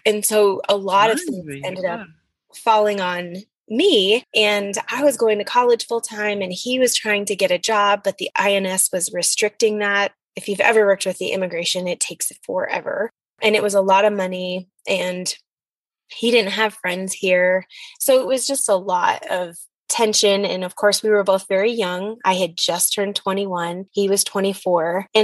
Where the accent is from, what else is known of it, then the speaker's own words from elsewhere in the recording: United States; I was from the States.